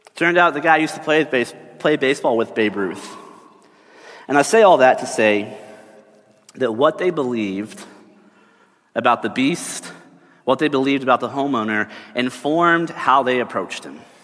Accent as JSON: {"language": "English", "region": "Texas", "country": "United States", "tie": "born or raised there", "said": "I grew up in Texas"}